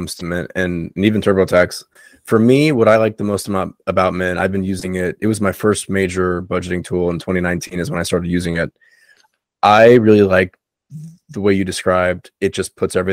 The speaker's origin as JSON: {"language": "English", "region": "South Florida", "country": "United States", "tie": "born or raised there", "said": "all the friends I have down here growing up in South Florida"}